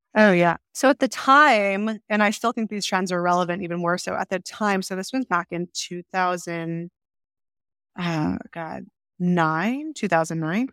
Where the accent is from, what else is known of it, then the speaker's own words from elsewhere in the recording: Rochester, New York, United States; moved away; I grew up in upstate New York, Rochester, New York, grew up on a farm